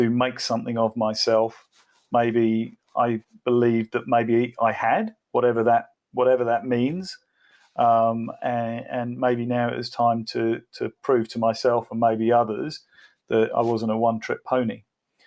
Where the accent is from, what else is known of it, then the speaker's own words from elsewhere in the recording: England, United Kingdom; moved away as an adult; now in Australia; I am English.